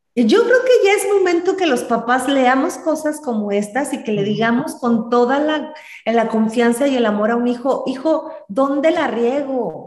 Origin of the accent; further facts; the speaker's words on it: Celaya, Guanajuato, Mexico; also born or lived in Michoacán / Sinaloa; now in Irapuato, Mexico; Yo soy originaria de Celaya, Guanajuato, vivo en Irapuato, Guanajuato.